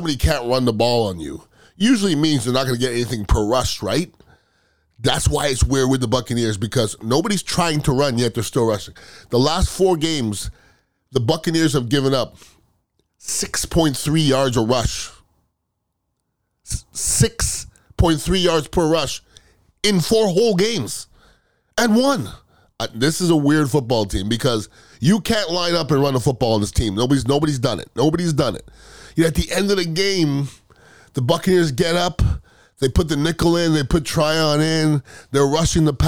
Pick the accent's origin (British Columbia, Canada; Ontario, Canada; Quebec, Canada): Quebec, Canada; Montreal; I'm from Montreal, Canada.